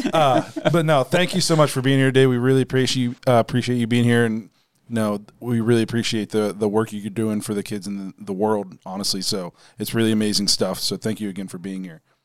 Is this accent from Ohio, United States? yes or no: yes; Dover, Ohio, United States; now in Canton, United States; we're at my hometown Dover, Philly